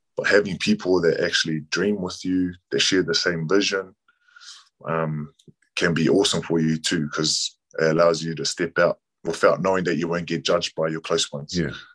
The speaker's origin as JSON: {"language": "English", "country": "New Zealand", "tie": "born or raised there", "said": "a Kiwi Kiwi born Samoan"}